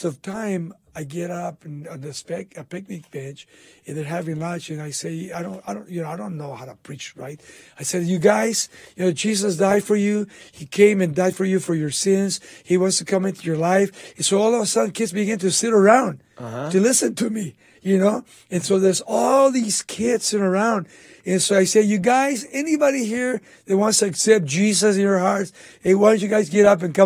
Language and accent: English; Baldwin Park, California, United States; My old high school, Baldwin Park High School